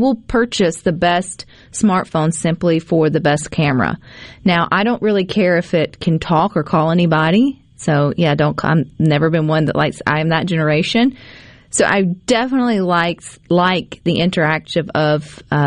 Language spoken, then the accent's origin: English; Mississippi, United States; I'm from Mississippi